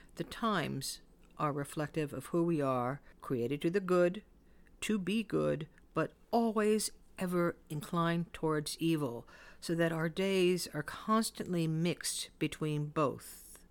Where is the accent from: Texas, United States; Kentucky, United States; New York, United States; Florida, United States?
New York, United States; New York City; I used to hear a lot of Yiddish words when I grew up in the Bronx